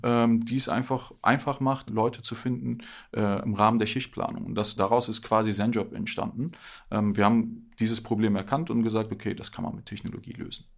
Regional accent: Berlin, Germany; Bin gebürtiger Berliner, hier auch aufgewachsen

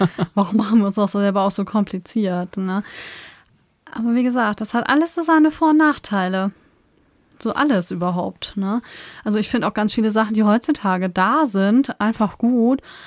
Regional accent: Northern Germany, Germany; bin ja schon immer in Norddeutschland aufgewachsen, also ich bin hier aufgewachsen und habe hier immer gelebt

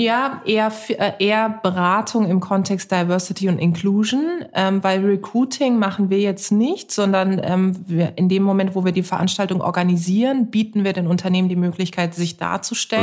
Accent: Karlsruhe, Baden-Württemberg, Germany; moved away; ich bin in Karlsruhe geboren und aufgewachsen und meine Eltern sind da auch noch

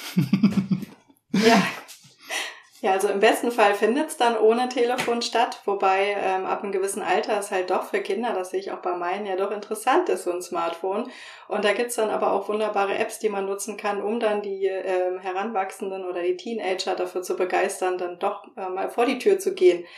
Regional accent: Franconia, Bavaria, Germany; moved away; also born or lived in northern Germany; ich bin in Franken aufgewachsen

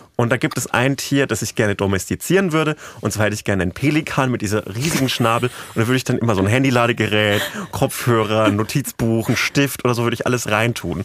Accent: Franconian Switzerland, Bavaria, Germany; moved away; in meiner Heimatregion Burg Neideck, Burg Rabenstein und Schloss, Gre Schloss Greifenstein

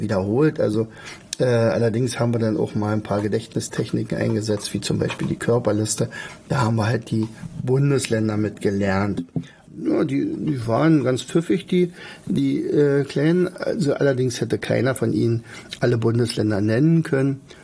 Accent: Brandenburg, Germany; bei uns in Brandenburg

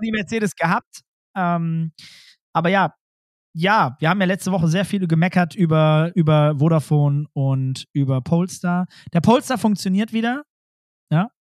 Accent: Germany; ich bin ja auch Deutscher

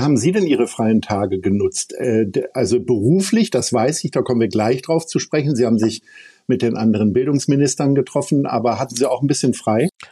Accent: Lower Saxony, Germany; now in Hamburg, Germany; ich bin ja nun gebürtiger Niedersachse

